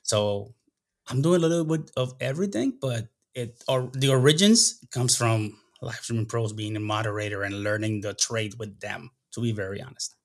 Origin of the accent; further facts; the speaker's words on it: Puerto Rico; accent: less of an accent than usual Puerto Rican; moved away as an adult; also born or lived in Dayton, Ohio / South America / Kuwait; Grew up and, and until I was seventeen years old in Puerto Rico